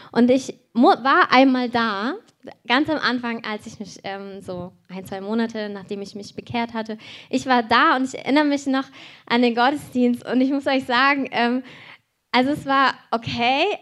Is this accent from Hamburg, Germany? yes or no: no; Cologne, North Rhine-Westphalia, Germany; born there; Und dieser Ort ist genau eine Stunde weg von wo ich geboren bin in Köln.